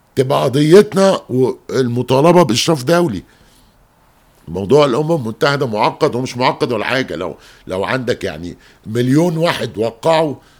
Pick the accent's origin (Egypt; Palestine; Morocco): Egypt; دي مشكلة عندنا مش كمصريين بس